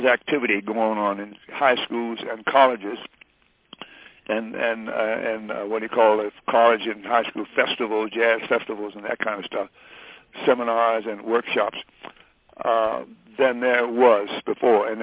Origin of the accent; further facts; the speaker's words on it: Detroit, Michigan, United States; moved away; Detroit, growing up in Detroit, was like going to a jazz university